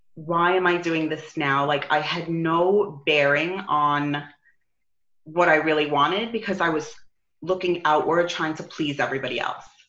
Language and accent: English; New York, United States; now in Arizona, United States; I'm from New York